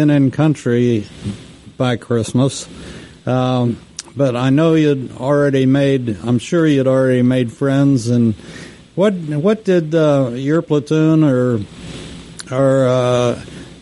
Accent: West Texas, United States; I'm from West Texas, and I grew up with sandstorms

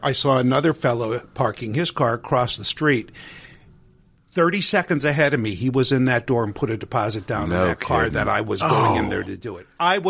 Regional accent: Scranton, Pennsylvania, United States; I'm a native of northeastern Pennsylvania.

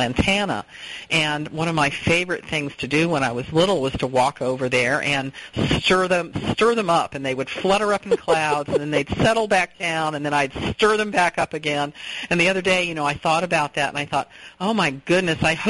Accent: Southern California, United States; moved away; also born or lived in England; I grew up in Southern California

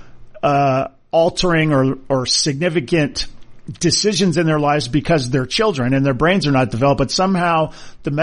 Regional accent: Hawaii, United States; as a kid growing up in Hawaii

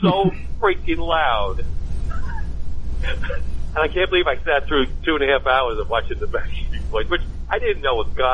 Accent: New York City, New York, United States; moved away; I grew up in New York City

